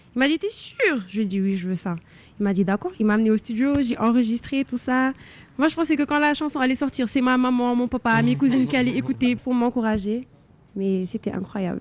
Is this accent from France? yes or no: no; Senegal; born or raised there